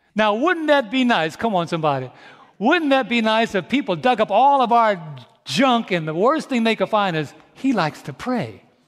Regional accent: New York, United States; moved away; also born or lived in St. Louis, Missouri; I'm from New York.

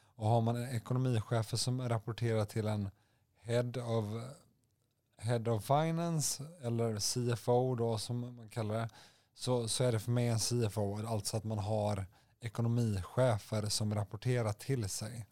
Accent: Gothenburg, Västra Götaland, Sweden; moved away; ursprung från Göteborg. Eh, det kan, kan, man kanske höra lite på min dialekt

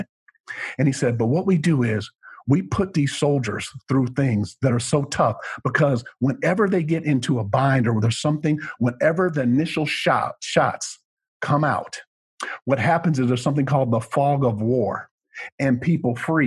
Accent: Rochester, Minnesota, United States; moved away; that's where I was born and raised in that area

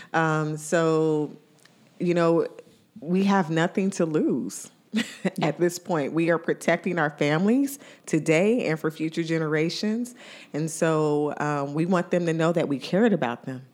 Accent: Indiana, United States; now in Ohio, United States; my hometown in Indiana

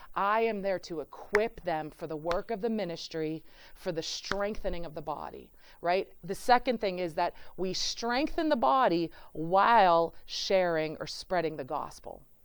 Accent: Pittsburgh, Pennsylvania, United States; moved away as an adult; now in Cleveland, United States; I'm from, I'm from Pittsburgh.

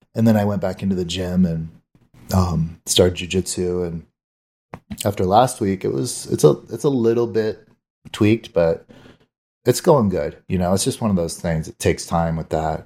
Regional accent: Arizona, United States; I grew up here in Arizona

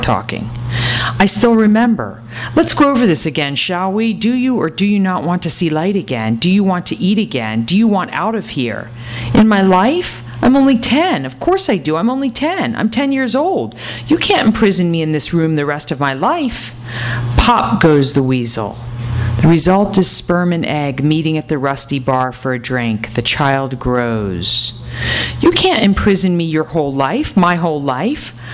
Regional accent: New Hampshire, United States; moved away as an adult; now in California, United States; I grew up in New Hampshire, and um, as soon as I was 18, I got out, and then I gradually came to California

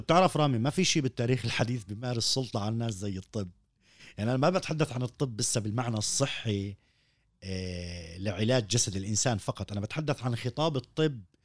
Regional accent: Palestine; عندنا في فلسطين

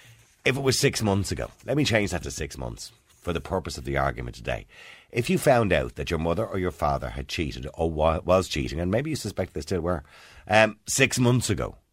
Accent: Ireland; we're Irish, Mary. We don't tan easily.

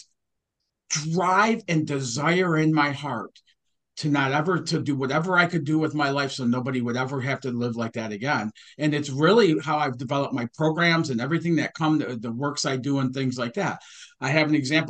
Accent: Detroit, Michigan, United States; I grew up in Detroit, Michigan, and I watched my parents struggle.

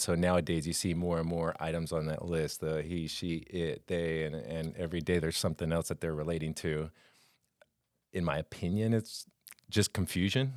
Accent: Colombia; moved away as an adult; also born or lived in Los Angeles, California / Florida; I lived my whole life in Colombia, in South America

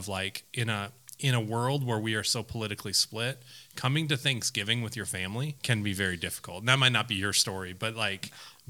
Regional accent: Minnesota, United States; I'm from Minnesota

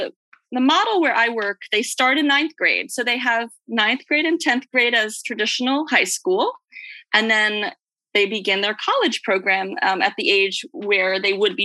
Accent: United States; also born or lived in Brooklyn, New York / outside Philadelphia, Pennsylvania; I grew up in Brooklyn and outside of Philadelphia

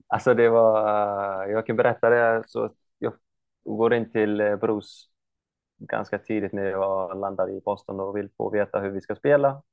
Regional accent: Iceland; moved away as an adult; also born or lived in United States; now in Norrköping, Sweden; jag kommer ju från Island och stället jag kommer ifrån är ganska typ kan man förklara, alltså nära USA, alltså eh, US eh, Army var ju, hade ett base eh, uppe vid, i min stad

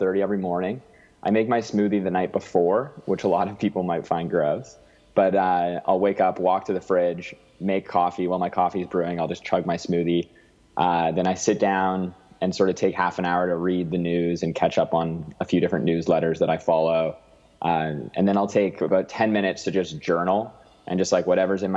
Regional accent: Alberta, Canada; now in Vancouver, Canada; I grew up in Alberta where it's so sunny all the time.

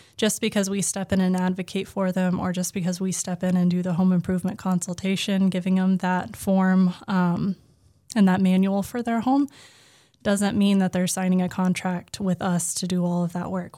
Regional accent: Oklahoma, United States; now in Massachusetts, United States; I grew up in Oklahoma

